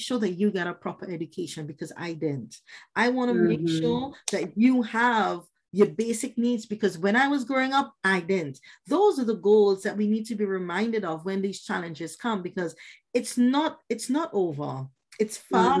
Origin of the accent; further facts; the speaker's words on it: Trinidad & Tobago; I grew up in the Caribbean from Trinidad